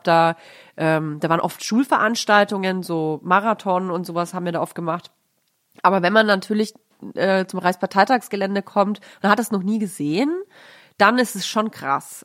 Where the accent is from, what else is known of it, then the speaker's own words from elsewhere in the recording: Nuremberg, Bavaria, Germany; moved away; war meine Kindheit in Nürnberg recht äh, nett also ich finde Nürnberg eine schöne Stadt, um aufzuwachsen.